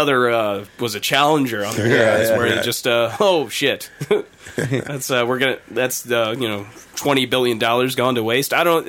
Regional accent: United States; Growing up in Franklin County

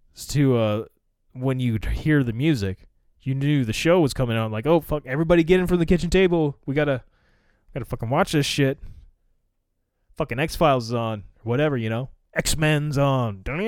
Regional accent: United States; as an American citizen

